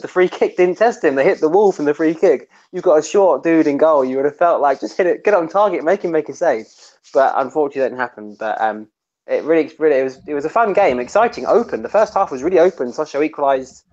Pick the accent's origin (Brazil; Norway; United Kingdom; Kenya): United Kingdom; England; being English